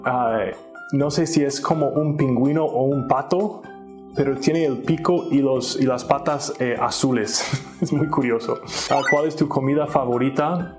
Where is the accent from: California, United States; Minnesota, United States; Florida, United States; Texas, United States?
Minnesota, United States; now in Mexico; Soy de Minnesota, Estados Unidos